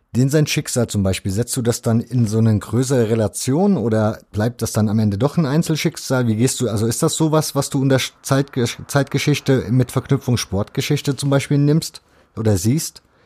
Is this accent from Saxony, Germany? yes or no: yes; Leipzig, Saxony, Germany; ich bin in Leipzig groß geworden